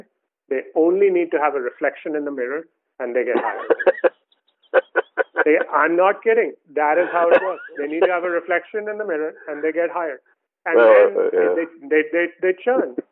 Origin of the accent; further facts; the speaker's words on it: India; moved away; I grew up in India